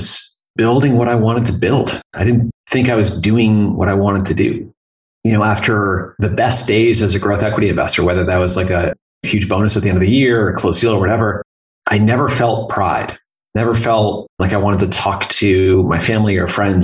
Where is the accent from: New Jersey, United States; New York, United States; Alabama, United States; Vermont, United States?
Vermont, United States; moved away as an adult; also born or lived in North Carolina / California; So I am from Vermont originally. Grew up there